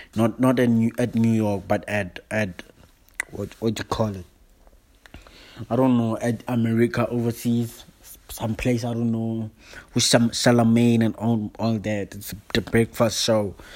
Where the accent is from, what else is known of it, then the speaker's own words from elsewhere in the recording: South Africa; now in Johannesburg, South Africa; I'm all the way from South Africa. I'm from Joburg. I'm based in Joburg, but I'm new in Joburg.